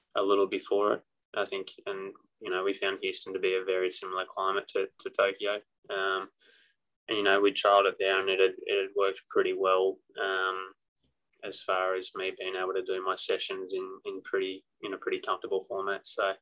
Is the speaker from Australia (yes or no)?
yes; Australia; now in United States; I'm Aussie through and through.